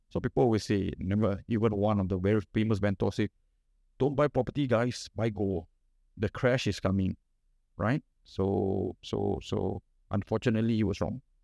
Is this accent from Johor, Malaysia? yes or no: no; Kuala Lumpur, Malaysia; I'm from Sentul and I have parents who give me nothing